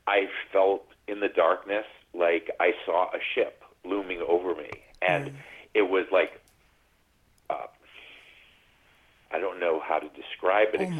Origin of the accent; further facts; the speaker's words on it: New England, United States; moved away as an adult; now in California, United States; we were some Catholic kids growing up in New England